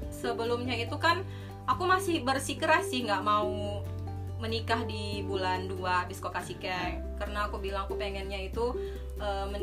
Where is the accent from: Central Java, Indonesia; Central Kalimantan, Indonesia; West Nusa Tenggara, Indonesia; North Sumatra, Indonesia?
North Sumatra, Indonesia; Medan; kalau kita kan orang Medan kalau menentukan tanggal itu lebih bagusnya kata orang tua kan bukannya orang Jawa